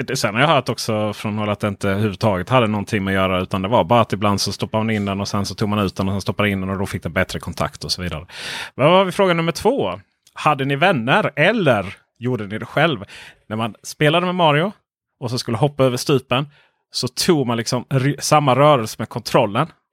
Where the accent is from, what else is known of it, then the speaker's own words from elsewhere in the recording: Ronneby, Blekinge, Sweden; jo, men jag var uppvuxen i Blekinge